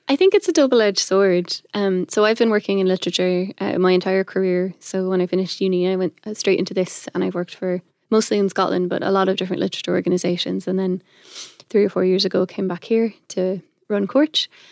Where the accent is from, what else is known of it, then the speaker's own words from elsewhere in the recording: Ireland; also born or lived in Belgium; I'm not originally from Ireland, I'm a Belgian citizen, but we moved here when I was five. So I'm like Irish by formation